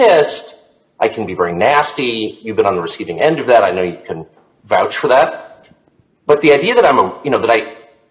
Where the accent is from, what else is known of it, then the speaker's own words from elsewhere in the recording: Southern California, United States; I grew up in Southern California in the 70s